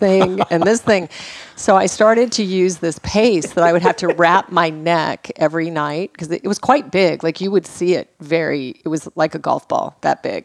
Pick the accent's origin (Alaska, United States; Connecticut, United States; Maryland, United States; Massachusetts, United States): Alaska, United States; moved away; also born or lived in Los Angeles; I was raised in Alaska on game meat